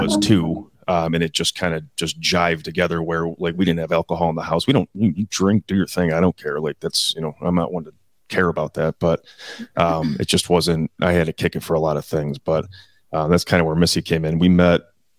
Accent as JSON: {"language": "English", "town": "Buffalo", "region": "New York", "country": "United States", "tie": "born or raised there", "said": "born and raised in Buffalo, New York"}